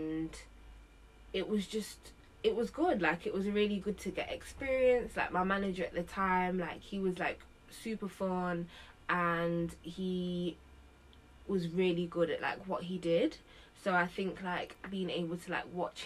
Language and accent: English; Nottingham, East Midlands, United Kingdom; moved away as an adult; now in London, United Kingdom; I moved to London from Nottingham. I'm originally from Nottingham. I came to London in like 2014 to go to uni